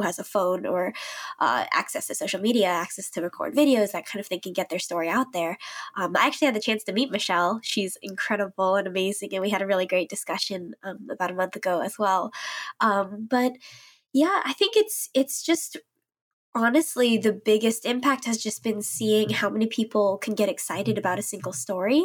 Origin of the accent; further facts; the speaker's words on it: St. Louis, Missouri, United States; moved away as an adult; I grew up there in Saint Louis, um, an area called Ladue